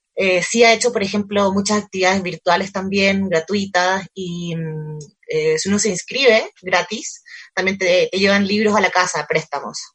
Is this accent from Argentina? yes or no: no; Chile; moved away as an adult; now in Colombia; Yo soy colombiana de nacimiento, pero crecí en Chile